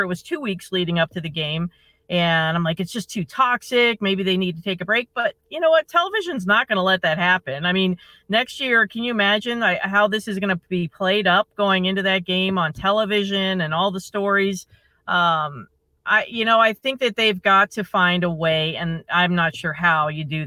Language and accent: English; Ohio, United States; now in Michigan, United States; I grew up in Ohio